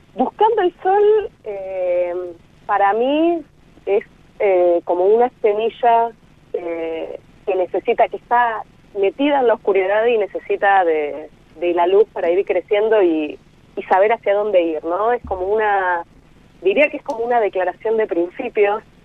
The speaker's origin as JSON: {"language": "Spanish", "region": "Buenos Aires", "country": "Argentina", "said": "personas que vivimos casi toda la vida o, gran parte del tiempo en Buenos Aires"}